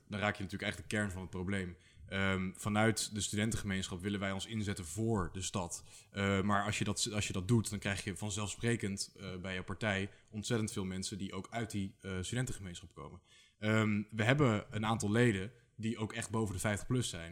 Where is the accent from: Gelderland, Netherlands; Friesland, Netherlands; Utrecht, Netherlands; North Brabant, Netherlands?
Utrecht, Netherlands; IJsselstein; moved away as an adult; also born or lived in Leiden; ik kom uit IJsselstein, hier vlakbij